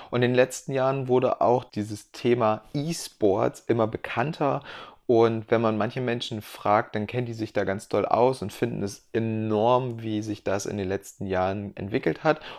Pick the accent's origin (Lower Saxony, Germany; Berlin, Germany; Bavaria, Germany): Lower Saxony, Germany; Hildesheim; now in Munich, Germany; Ich bin …, schon gesagt, und komme aus Niedersachsen, aus der Kleinstadt Hildesheim. Ähm, inzwischen bin ich allerdings in München